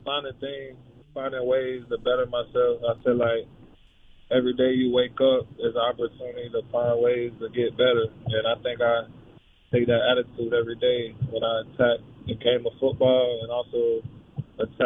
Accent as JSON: {"language": "English", "town": "Tampa", "region": "Florida", "country": "United States", "tie": "born or raised there", "also_born_or_lived": "Gainesville, Florida", "moved": "as an adult", "lives_now": "Cincinnati, United States", "said": "Born and raised in Tampa, and then went to Gainesville"}